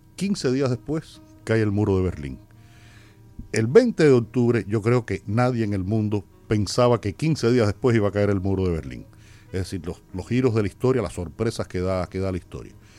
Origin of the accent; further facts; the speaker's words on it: Havana, Cuba; ahí en el barrio donde yo nací y sigo viviendo, Mantilla